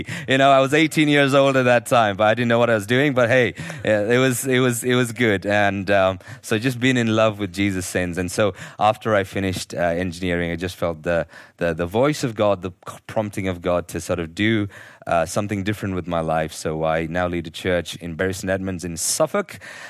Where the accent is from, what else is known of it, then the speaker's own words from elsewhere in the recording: Nigeria; born there; I was born in Nigeria, and my parents were teaching their school teachers there at that time.